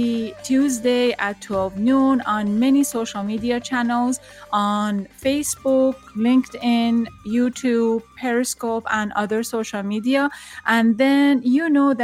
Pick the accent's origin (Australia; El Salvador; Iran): Iran; moved away as an adult; now in United States; I'm from Iran. And then before I left Iran, basically I forced to leave Iran